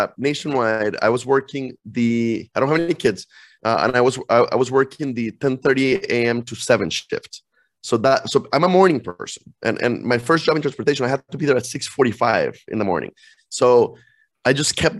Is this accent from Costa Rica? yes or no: yes; Costa Rica; moved away as an adult; also born or lived in Iowa, United States; now in United States; born and raised in Costa Rica, went to the American school, came to college in the States